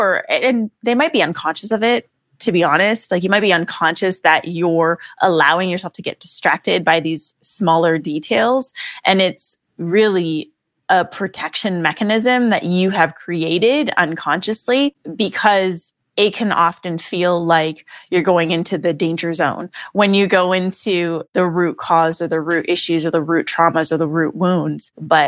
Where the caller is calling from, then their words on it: Redondo Beach, California, United States; Yes, from LA. And for those of you who know LA, I'm coming specifically from Redondo Beach, the sleepy beach town of Redondo.